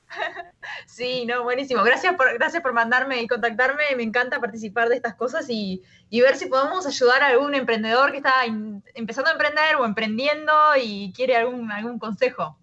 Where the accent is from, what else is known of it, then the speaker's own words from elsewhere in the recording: Uruguay; moved away as an adult; now in San Francisco, United States; yo me, crié en Uruguay, nací en Uruguay